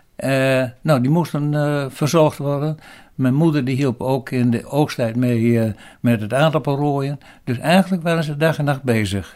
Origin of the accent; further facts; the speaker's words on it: Eelde, Drenthe, Netherlands; Ik ben geboren in Eelde, aan, midden in het bos in de Vosbergen. Dat was al heel lang geleden, in 1936.